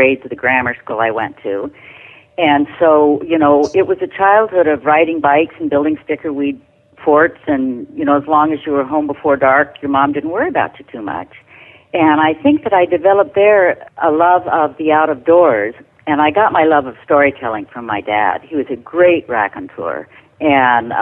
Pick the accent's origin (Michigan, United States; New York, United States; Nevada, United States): Nevada, United States; I was born in Nevada.